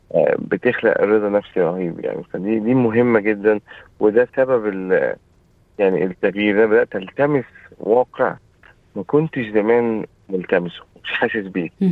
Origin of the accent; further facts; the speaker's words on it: Egypt; also born or lived in Saudi Arabia; now in Australia; انا اصلي من مصر